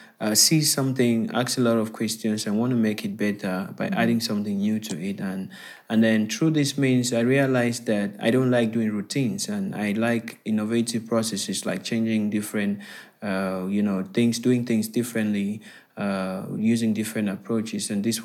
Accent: Bamenda, Northwest Region, Cameroon; also born or lived in Yaoundé; So I'm currently speaking to you from Cameroon, and I'm originally from Cameroon as well. Okay. I am actually in my hometown, Bamenda, as we speak.

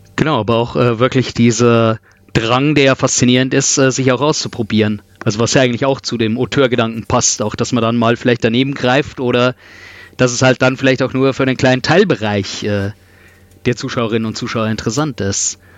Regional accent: Regensburg, Bavaria, Germany; ich bin in Regensburg aufgewachsen

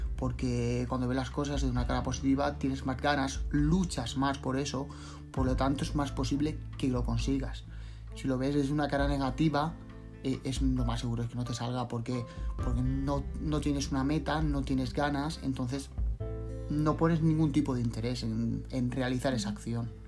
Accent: Cuenca, Castilla-La Mancha, Spain; also born or lived in Andalusia; now in Valencia, Spain; soy de origen andaluz, pero me he criado en Cuenca, pero ahora vivo en Valencia

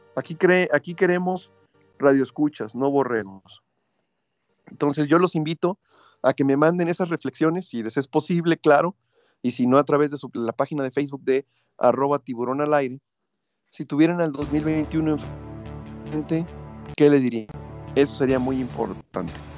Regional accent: Mexico; somos fuertes los mexicanos

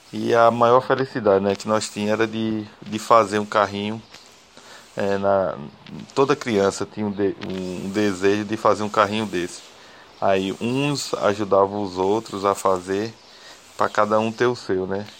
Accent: Buíque, Pernambuco, Brazil; sou aqui natural de Buíque, Pernambuco, e moro aqui na Vila do Catimbau

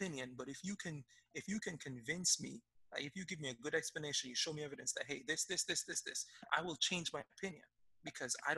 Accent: Jamaica; moved away; I grew up in Jamaica. Jamaica is probably one of the most religious countries in the world.

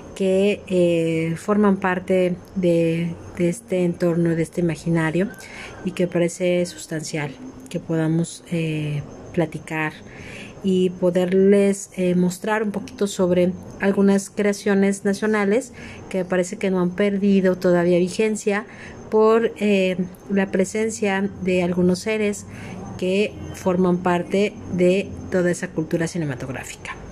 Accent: Mexico; lo que nos ha tocado vivir como mexicanos

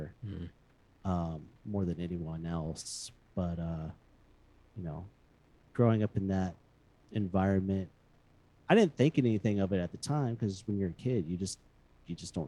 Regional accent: Houston, Texas, United States; moved away as an adult; now in Austin, United States; I was born and raised in Houston, and I spent most of my my young adulthood, well, my childhood and my teenage

